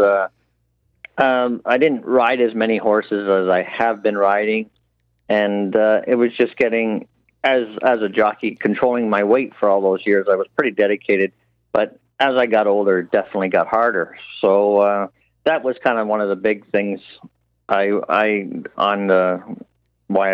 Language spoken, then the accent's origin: English; Canada; as a Canadian